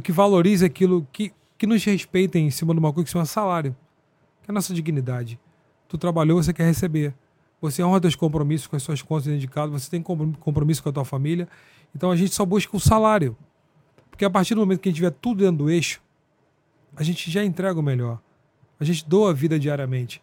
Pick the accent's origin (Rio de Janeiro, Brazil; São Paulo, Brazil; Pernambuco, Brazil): Rio de Janeiro, Brazil; interior of Rio de Janeiro state, Brazil; eu sou do interior do Rio também